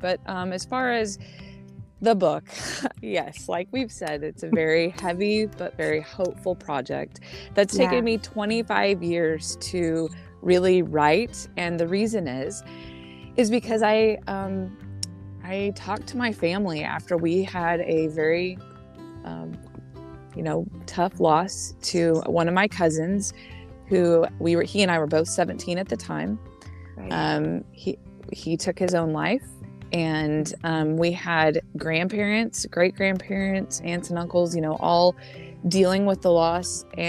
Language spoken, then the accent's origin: English; Wyoming, United States; born there; also born or lived in Oklahoma / Arkansas / Illinois; the Lord has us right now in Southwest Florida, but I was born in Wyoming, and I've had little bits of time in Oklahoma, Arkansas, and Illinois.